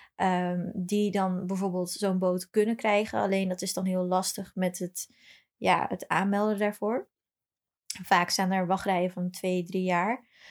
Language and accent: Dutch; Brazil; now in Netherlands; toevallig kom ik niet uit Amsterdam, ik kom uit Brazilië.